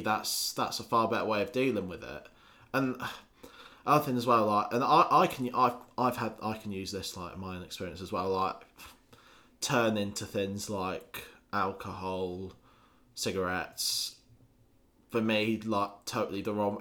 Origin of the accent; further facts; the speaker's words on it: Scotland, United Kingdom; also born or lived in Lincolnshire; I spent the majority of my childhood living up in Scotland.